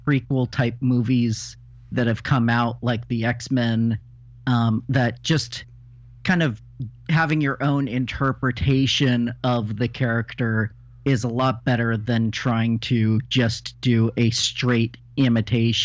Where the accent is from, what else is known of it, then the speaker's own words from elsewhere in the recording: Los Angeles, California, United States; now in Oregon, United States; I grew up in Southern California